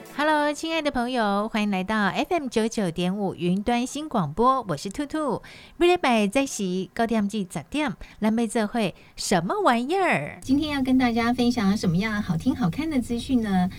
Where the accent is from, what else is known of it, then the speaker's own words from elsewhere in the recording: Taiwan; 我们这个台湾人